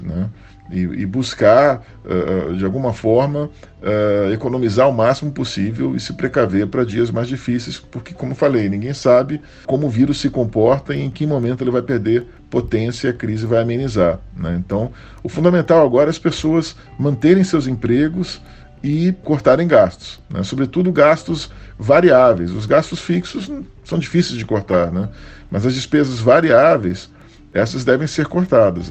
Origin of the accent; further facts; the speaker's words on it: Brazil; ainda mais sendo brasileiros